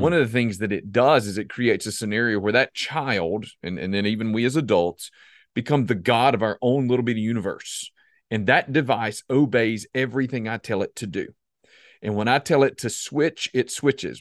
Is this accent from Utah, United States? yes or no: no; South Carolina, United States; I'm from South Carolina